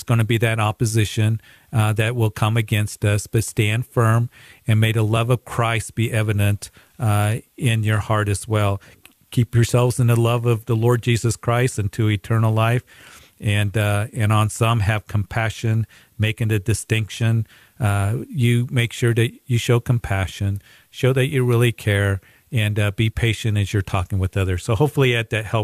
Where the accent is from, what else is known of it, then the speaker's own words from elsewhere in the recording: Greeley, Colorado, United States; my hometown of Greeley